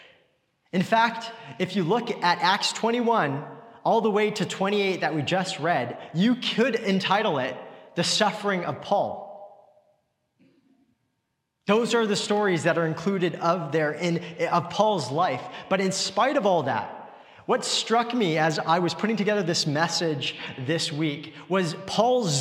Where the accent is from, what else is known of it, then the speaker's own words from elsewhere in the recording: Richmond, British Columbia, Canada; growing up in Richmond